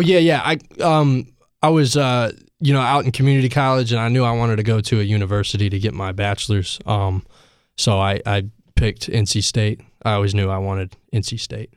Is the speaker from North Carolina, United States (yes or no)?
yes; Asheville, North Carolina, United States; I am from Asheville